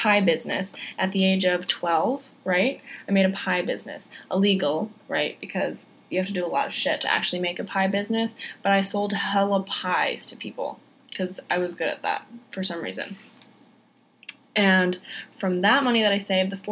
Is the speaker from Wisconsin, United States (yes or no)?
yes; Wisconsin, United States; moved away as an adult; I'm from Wisconsin originally. That's where I was born. And I'm the oldest of 8 kids. And we all lived on a farm.